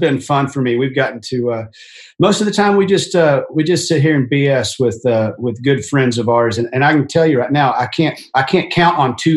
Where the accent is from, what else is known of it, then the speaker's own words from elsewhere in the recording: Fort Worth, Texas, United States; my hometown station, Justin Frazell, really, it hosted the morning show, Justin and Heather, on 95.9, based out of Fort Worth